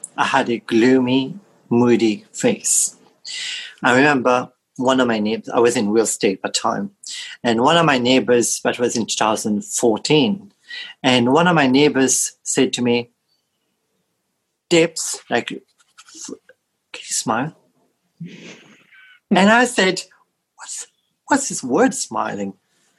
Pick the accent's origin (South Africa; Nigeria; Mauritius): Mauritius; moved away; when I was back in Mauritius, in my home country